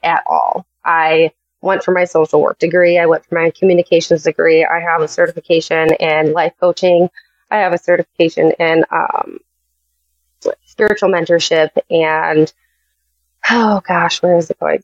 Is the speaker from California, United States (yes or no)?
no; Chicago, Illinois, United States; I am from Chicago area